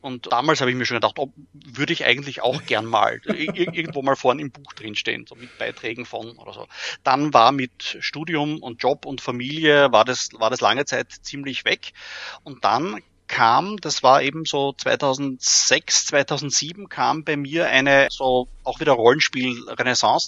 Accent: Graz, Styria, Austria; moved away as an adult; now in Vienna, Austria; bin Österreicher, geboren in Graz, jetzt schon seit über 20 Jahren in Wien

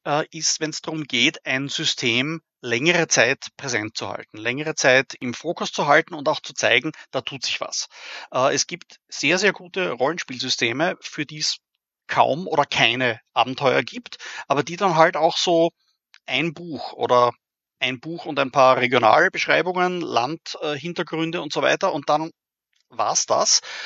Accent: Graz, Styria, Austria; moved away as an adult; now in Vienna, Austria; bin Österreicher, geboren in Graz, jetzt schon seit über 20 Jahren in Wien

